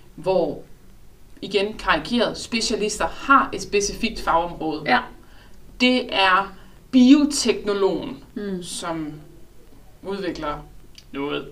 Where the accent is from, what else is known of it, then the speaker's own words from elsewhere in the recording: Southern Jutland, Southern Denmark, Denmark; jeg som sønderjyde